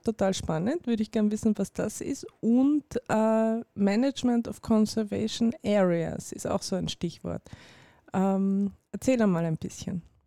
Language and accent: German; Carinthia, Austria; ich bin selber Kärntnerin